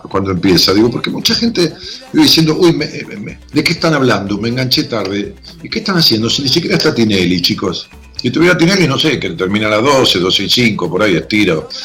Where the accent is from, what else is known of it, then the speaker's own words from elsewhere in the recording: Buenos Aires, Argentina; ¿De dónde sos? De Belgrano, capital. Ah, de Belgrano. Eh, ¿Y cuántos años tenés? 40.